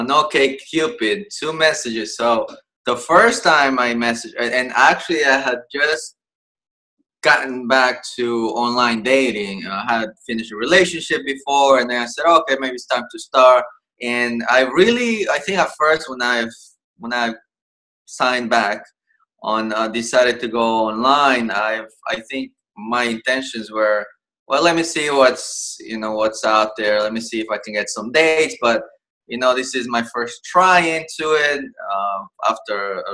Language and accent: English; El Salvador; now in New York City, United States; I was born and raised in El Salvador, and I came here about 19 years.